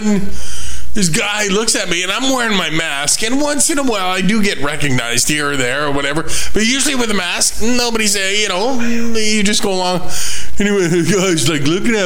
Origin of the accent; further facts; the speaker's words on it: Saskatchewan, Canada; now in Winnipeg, Canada; my home now, but I grew up in Saskatchewan, and I'm a Saskatchewan Rough Rider fan